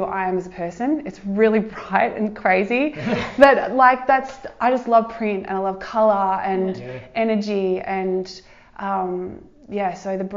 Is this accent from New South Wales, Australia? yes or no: no; Surf Coast, Victoria, Australia; Surf Coast. I have lived here my whole life. I lived in Bowen, I'm from Bowen Heads originally